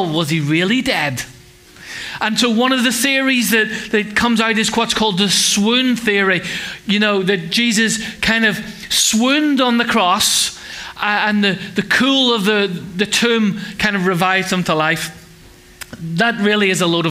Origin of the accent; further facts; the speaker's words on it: Ireland; I'm Irish